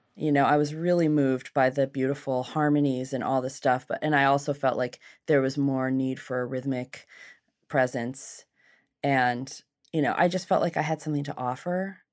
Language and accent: English; Seattle, Washington, United States; also born or lived in Los Angeles / New York; I was born in Seattle and raised here.